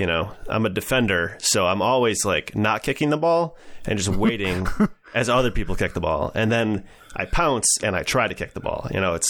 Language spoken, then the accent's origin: English; Wisconsin, United States; now in Minneapolis, United States; I'm from Wisconsin originally. I live in Minneapolis now.